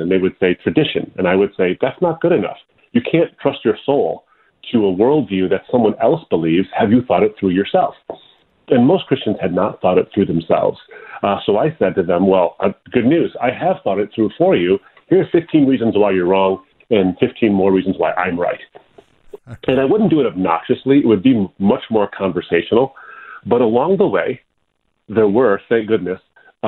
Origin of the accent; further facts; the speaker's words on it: Detroit, Michigan, United States; in the area I grew up in the Detroit area